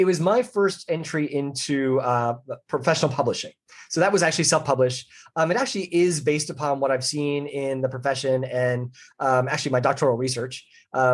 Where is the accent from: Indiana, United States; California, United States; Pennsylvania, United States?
Pennsylvania, United States; Philadelphia; I grew up in the Philadelphia area